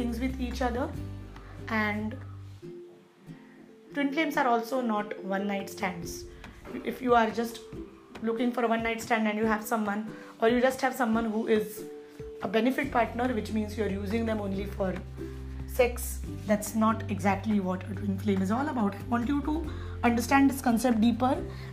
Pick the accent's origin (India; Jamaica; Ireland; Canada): India; I come from India